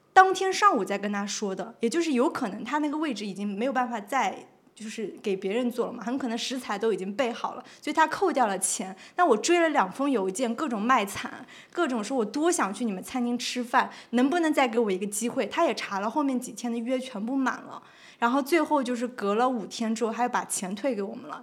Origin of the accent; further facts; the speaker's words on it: Shanghai, China; 我是从上海来的